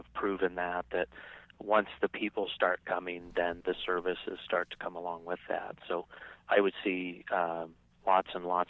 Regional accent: Iowa, United States; living and growing up in Iowa

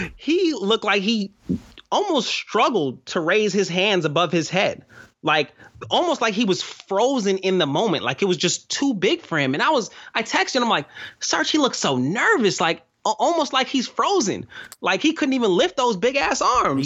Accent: New York, United States; I'm a New Yorker

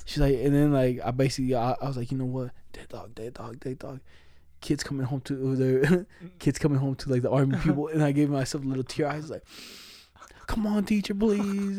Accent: Mexico; accent: Mexican Spanish; moved away; I was born in Mexico.

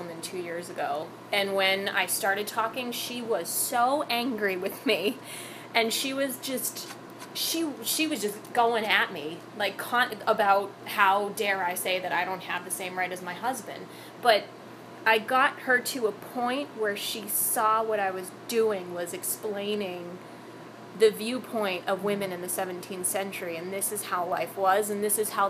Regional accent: England, United Kingdom; I'm just an English woman

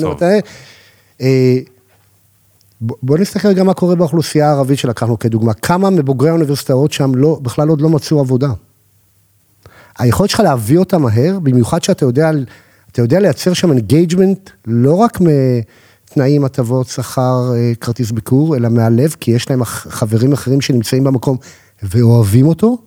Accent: Holon, Tel Aviv District, Israel; גדלתי בחולון

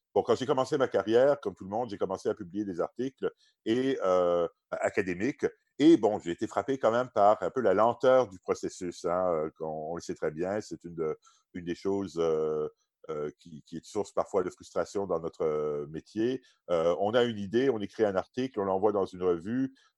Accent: Quebec, Canada; moved away as an adult; also born or lived in Oxford, England

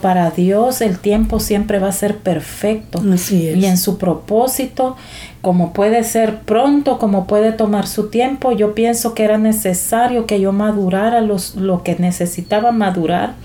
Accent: El Salvador; moved away as an adult; now in San Pedro Sula, Honduras; soy originaria de El Salvador, pero desde hace 16 años vivo acá en San Pedro Sula, Honduras

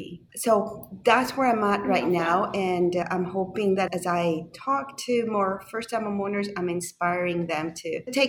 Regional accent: Panama; moved away; also born or lived in Toronto; I'm from Panama originally.

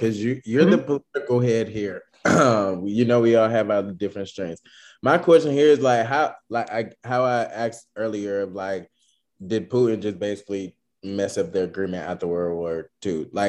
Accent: United States; As an American

